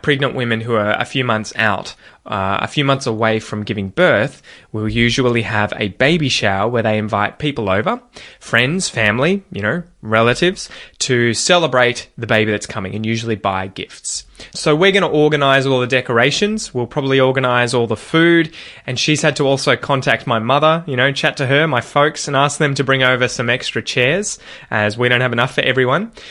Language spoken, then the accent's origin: English; Australia; accent: Australian